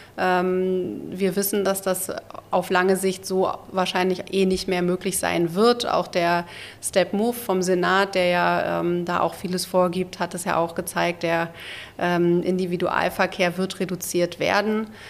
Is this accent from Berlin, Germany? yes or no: yes; Berlin, Germany; also born or lived in Wilmersdorf, Berlin; ich bin in Wilmersdorf geboren, mhm. äh, bin dann in Zehlendorf zwar aufgewachsen